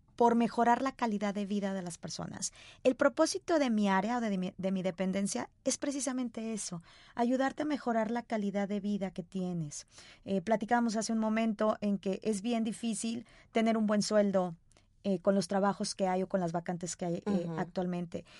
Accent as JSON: {"language": "Spanish", "region": "Sonora", "country": "Mexico", "tie": "born or raised there", "moved": "yes", "lives_now": "Guadalajara, Mexico", "said": "soy sonorense de nacimiento, pero tapatía de corazón."}